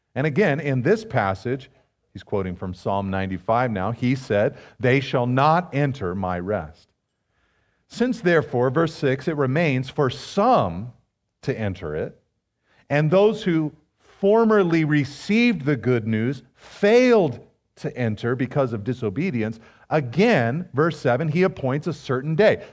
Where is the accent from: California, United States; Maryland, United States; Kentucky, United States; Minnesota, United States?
California, United States; Pacific Grove; I was growing up in Pacific Grove, of all places, you know, the butterfly capital of the world